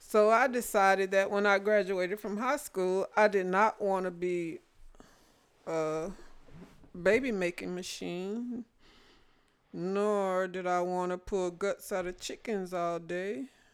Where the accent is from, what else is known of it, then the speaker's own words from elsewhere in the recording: Jonesboro, Louisiana, United States; moved away; I was born and raised in Louisiana, Jonesboro, Louisiana.